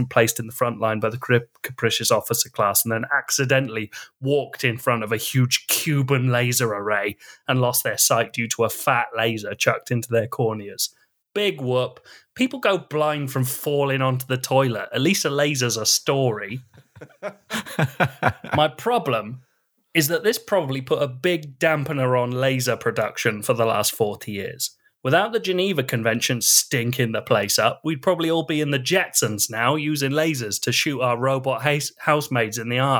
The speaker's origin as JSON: {"language": "English", "town": "Kanata", "region": "Ontario", "country": "Canada", "tie": "born or raised there", "said": "Well, I grew up in Kanata, and it was hell."}